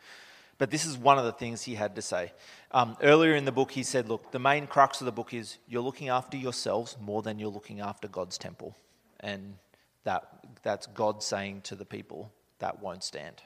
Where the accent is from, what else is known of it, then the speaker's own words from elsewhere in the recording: Australia; moved away as an adult; now in Canada; I'm from Australia. I've been upside down my whole life.